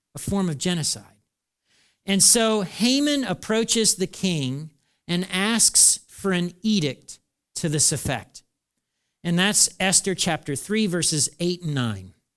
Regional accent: United States; talking as an American

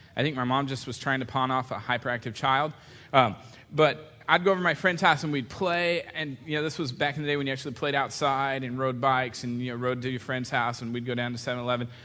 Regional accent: California, United States; we're from California, so it's you guys

